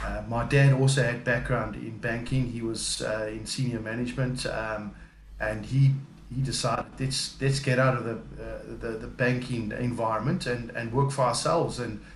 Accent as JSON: {"language": "English", "country": "South Africa", "tie": "born or raised there", "accent": "South African", "moved": "as an adult", "lives_now": "United Kingdom", "said": "I am definitely South African. I know that from birth. I've been living in the UK around about 3 years"}